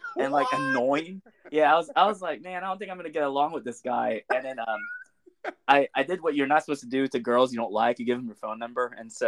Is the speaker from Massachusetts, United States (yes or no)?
no; Little Rock, Arkansas, United States; Yes, I was born and raised in Little Rock. My family has lived pretty much my whole family lives in central Arkansas.